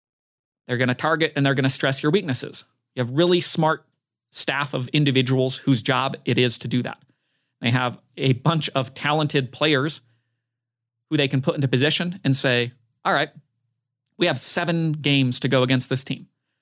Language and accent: English; Utah, United States; my hometown basketball team, Utah Jazz.